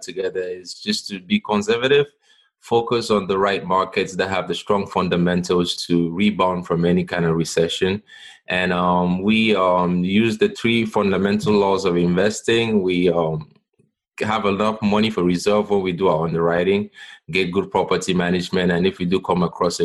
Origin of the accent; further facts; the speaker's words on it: Cameroon; now in United States; home where I'm from, Cameroon